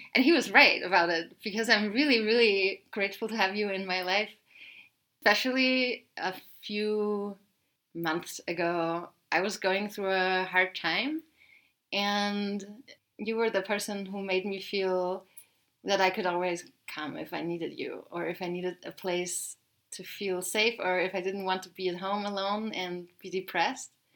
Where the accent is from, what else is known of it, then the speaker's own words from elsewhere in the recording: Austria; growing up in Austria